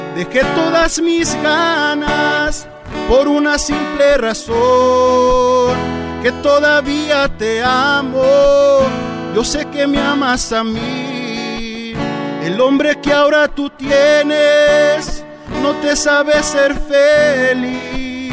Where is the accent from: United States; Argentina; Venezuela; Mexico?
United States; Orange County, California; yo soy nacido aquí en Orange County